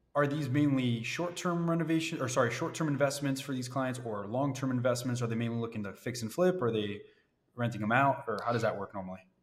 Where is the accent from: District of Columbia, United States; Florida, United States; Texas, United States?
Florida, United States; now in Cleveland, United States; I'm from Florida